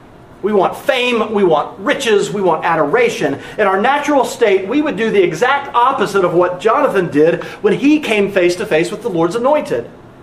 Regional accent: North Carolina, United States; moved away; my family and I were back in North Carolina a few weeks ago, not this most recent trip when I went alone. We were able to visit the cemetery in my hometown

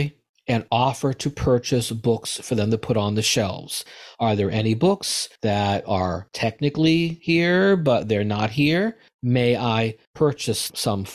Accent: United States; As an American, as a Jew

